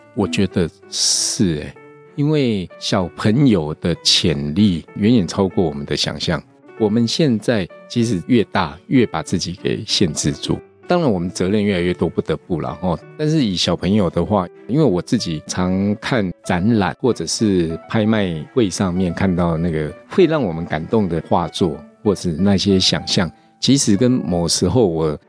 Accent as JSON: {"language": "Chinese", "region": "Tainan", "country": "Taiwan", "tie": "born or raised there", "moved": "yes", "lives_now": "Taipei, Taiwan", "said": "我现在住台北，嗯。但是我小时候是在台南长大的"}